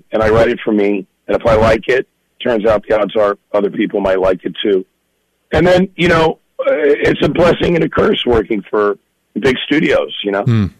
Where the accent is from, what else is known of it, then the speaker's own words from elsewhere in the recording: California, United States; Yeah, I mean, we were far out in the valley, so it was kind of one of those things, oh, it's so close but so far away kind of thing, you know?